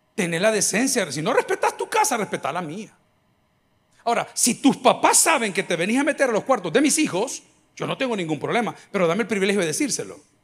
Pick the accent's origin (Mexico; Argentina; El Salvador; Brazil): El Salvador; Nosotros como salvadoreños